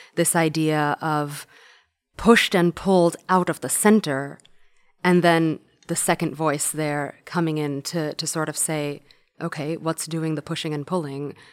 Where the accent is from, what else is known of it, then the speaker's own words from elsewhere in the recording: New York, United States; when I was growing up in New York